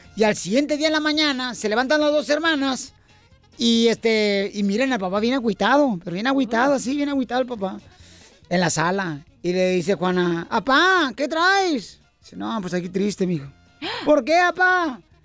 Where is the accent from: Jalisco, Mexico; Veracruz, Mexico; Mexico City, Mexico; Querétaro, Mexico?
Jalisco, Mexico; Ocotlán; yo soy de Ocotlán, Jalisco